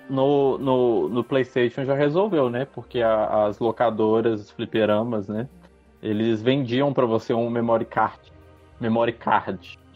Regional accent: Brazil; a gente é brasileiro

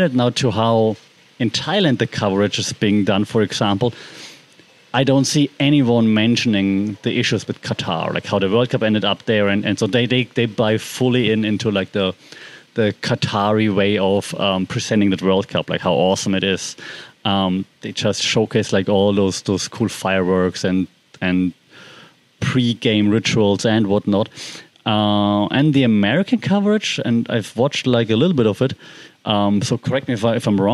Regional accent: Germany; because I'm from Germany

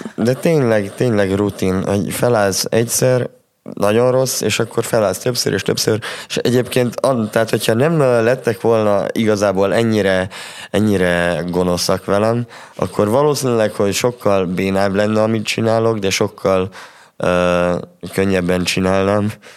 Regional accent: Transylvania, Romania; erdélyiek vagyunk

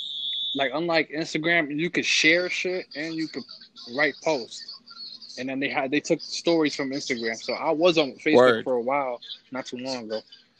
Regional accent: New York, United States; I'm from the Upper West Side. You can find me on 93rd Street.

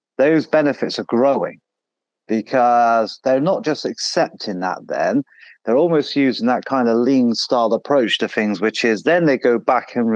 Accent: United Kingdom; Being British

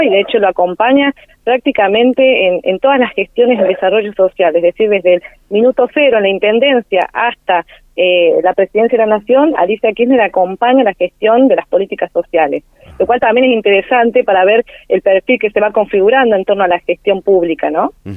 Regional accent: Río Gallegos, Santa Cruz, Argentina; also born or lived in Río Cuarto, Argentina / Córdoba, Argentina; now in Villa María, Argentina; mi ciudad natal, en Río Gallegos

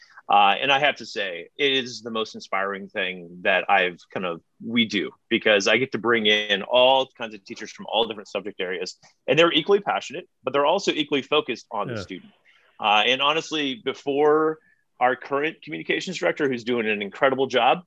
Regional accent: St. Louis, Missouri, United States; also born or lived in Northern Virginia; now in Lake Bluff, United States; I grew up in St. Louis, born in Northern Virginia

